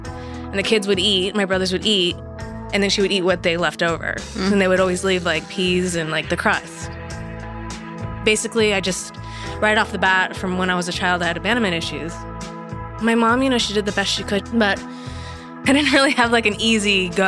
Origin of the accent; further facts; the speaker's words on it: Miami, Florida, United States; I grew up in Miami.